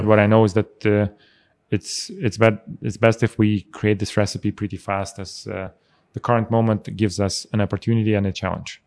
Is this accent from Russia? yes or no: yes; Russia; also born or lived in Armenia; now in Zurich, Switzerland; I was born in Armenia. I actually spent most of my life in Russia.